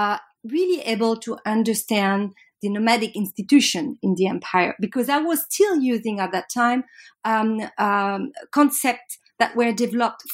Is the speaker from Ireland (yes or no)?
no; Paris, Île-de-France, France; I'm French from Paris